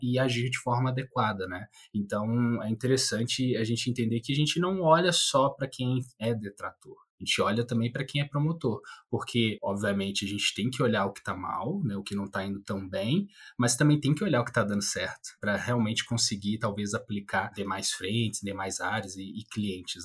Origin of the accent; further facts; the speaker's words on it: Minas Gerais, Brazil; Também sou mineiro